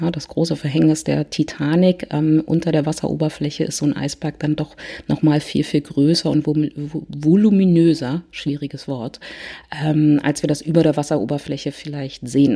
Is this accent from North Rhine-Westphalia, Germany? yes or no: no; Berlin, Germany; ich komme aus Berlin